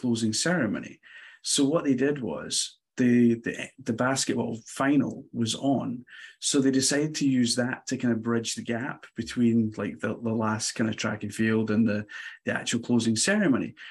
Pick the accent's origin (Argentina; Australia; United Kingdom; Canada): United Kingdom; Glasgow, Scotland; I am not American, as you can tell from the accent. So born in Scotland, in a small city called Glasgow.